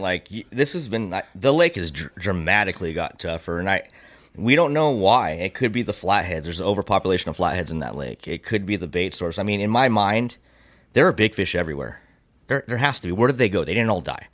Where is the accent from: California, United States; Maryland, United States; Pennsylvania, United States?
California, United States; Temecula; born and raised in Temecula